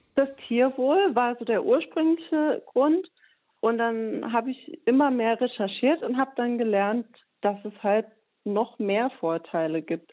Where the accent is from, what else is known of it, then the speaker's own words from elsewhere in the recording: Saarbrücken, Saarland, Germany; meine Heimatstadt in Saarbrücken